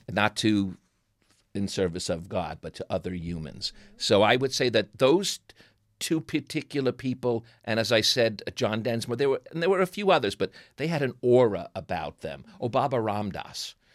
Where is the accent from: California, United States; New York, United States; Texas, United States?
New York, United States; accent: New York; moved away; my New York accent